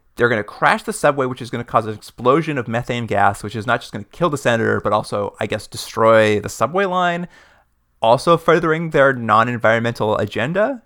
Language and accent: English; Canada; we're from Canada